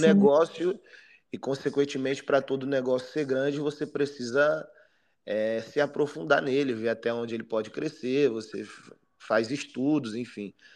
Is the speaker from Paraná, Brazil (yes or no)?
no; Brasília, Federal District, Brazil; moved away as an adult; now in Rio de Janeiro, Brazil; eu nasci no Rio de Janeiro, com dois anos eu fui para Brasília junto com a minha família.